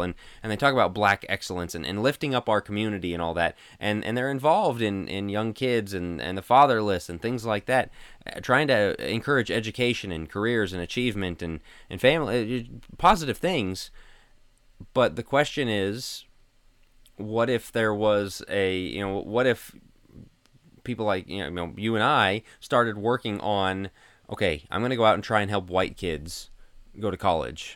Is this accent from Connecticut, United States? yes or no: no; Denver, Colorado, United States; moved away; We're from Denver